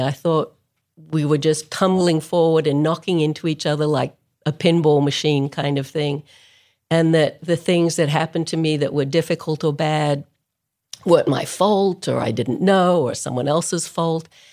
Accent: Melbourne, Victoria, Australia; moved away as an adult; I grew up in Melbourne, Australia, which is a long way from anywhere

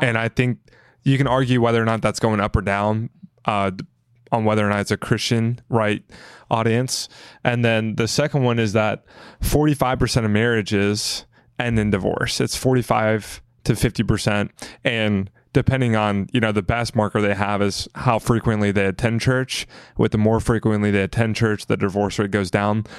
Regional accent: the South, United States; I grew up in the South

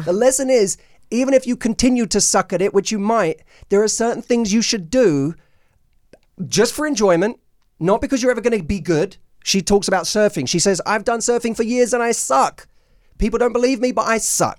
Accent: London, United Kingdom; now in United States; I'm from, I'm from London

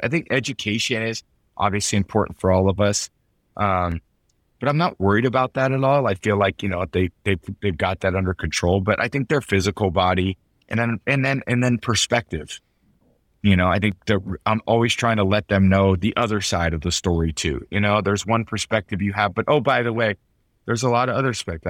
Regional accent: San Mateo, California, United States; moved away as an adult; also born or lived in Michigan / Boston; now in Tampa, United States; I grew up in San Mateo, I moved to Michigan, you know, I just chose there, I moved to Boston. Now I moved to Tampa

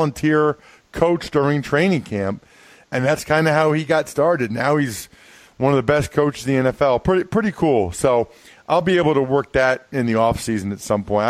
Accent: Reading, Pennsylvania, United States; where I grew up in Reading, Pennsylvania

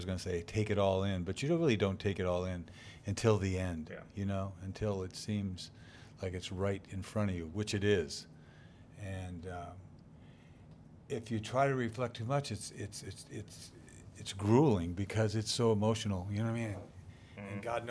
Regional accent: Boston, Massachusetts, United States; It's like, hey, you know, I'm a New Englander, man. You know, and I'm a Bostonian.

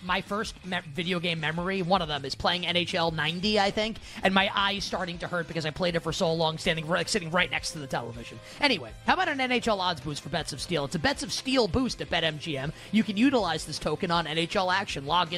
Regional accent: New York City, New York, United States; I grew up on Northern Boulevard in Queens where it was commonplace.

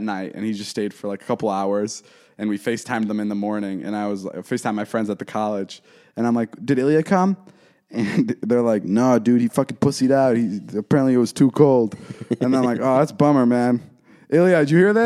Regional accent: United States; also born or lived in Slovakia; I was six when I moved here. I'm an American as it gets

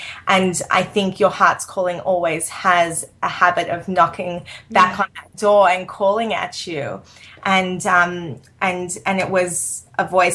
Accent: Sydney, New South Wales, Australia; moved away as an adult; now in New York, United States; I grew up in Sydney, Australia, which is no small city

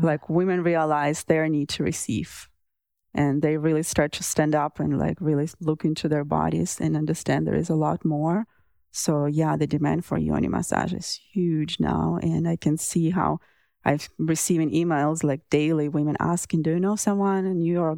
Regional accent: Russia; moved away; I grew up in Russia

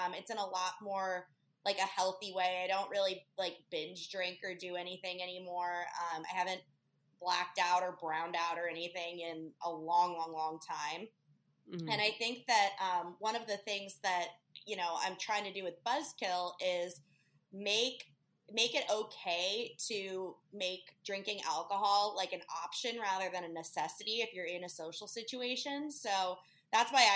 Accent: Chicago, Illinois, United States; moved away as an adult; also born or lived in Key West / Lake Tahoe; now in Hermosa Beach, United States; originally, I'm from Chicago, but I ended up here after the pandemic

